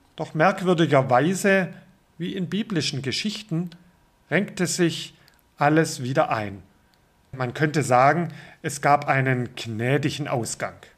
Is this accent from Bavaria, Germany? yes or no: no; Baden-Württemberg, Germany; Aufgewachsen bin ich im württembergischen Pietismus